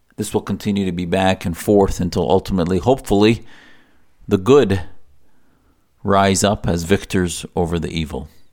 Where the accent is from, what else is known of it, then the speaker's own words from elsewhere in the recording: United States; as an American